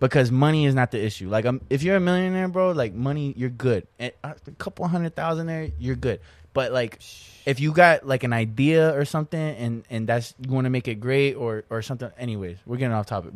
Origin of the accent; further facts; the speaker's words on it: Florida, United States; I'm still technically in my hometown.